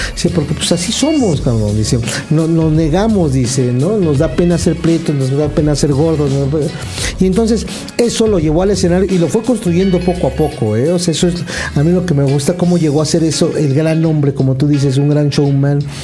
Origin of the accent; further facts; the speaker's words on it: Mexico; aquí en nuestro país